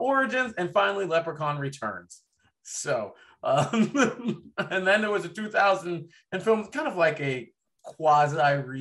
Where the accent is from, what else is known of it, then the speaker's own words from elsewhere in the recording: Boston, Massachusetts, United States; I'm from Boston